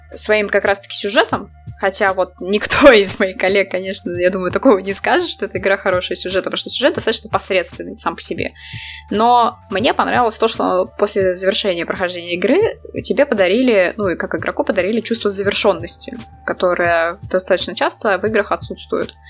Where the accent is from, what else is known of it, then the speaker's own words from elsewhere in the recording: Saint Petersburg, Russia; я из Питера